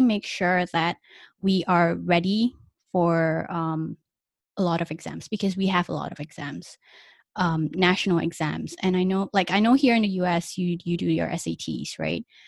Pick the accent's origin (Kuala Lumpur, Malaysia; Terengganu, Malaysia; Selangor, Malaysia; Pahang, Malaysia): Kuala Lumpur, Malaysia; moved away as an adult; also born or lived in United Kingdom; I grew up in Malaysia until I was twenty-one, and I actually left Malaysia, um, K L to go to U K before I came here.